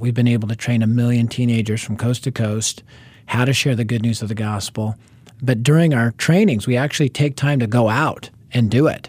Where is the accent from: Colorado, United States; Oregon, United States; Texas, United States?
Colorado, United States; Denver; I was raised in North Denver, which at the time was the highest crime rate area in our city